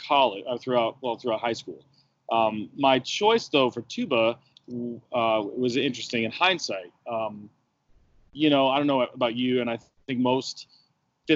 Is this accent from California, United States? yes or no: no; Western Michigan University's hometown, United States; moved away as an adult; now in Virginia, United States; I went to school in the university in my hometown